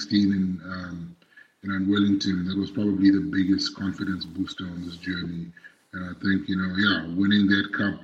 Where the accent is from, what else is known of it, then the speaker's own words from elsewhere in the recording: Zimbabwe; moved away as an adult; now in South Africa; I was born and raised in Zimbabwe.